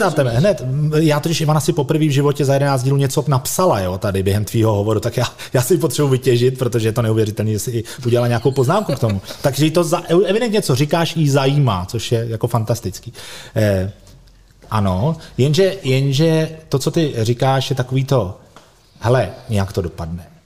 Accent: Prague, Czechia; my jako Pražáci

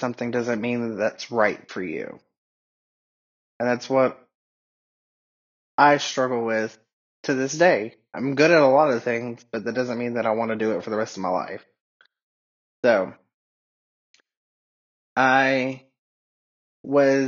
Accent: Atlanta, Georgia, United States; first language English; now in Asheville, United States; I grew up in Atlanta

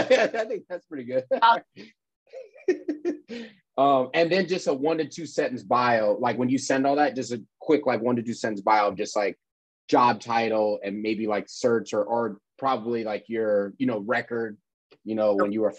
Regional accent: New York City, New York, United States; moved away as an adult; now in Atlanta, United States; I'm in Atlanta. I'm from New York, though.

